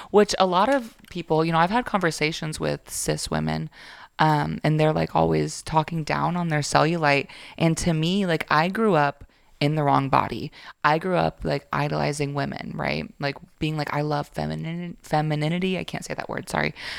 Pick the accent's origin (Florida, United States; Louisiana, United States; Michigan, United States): Florida, United States; now in Georgia, United States; I grew up in Florida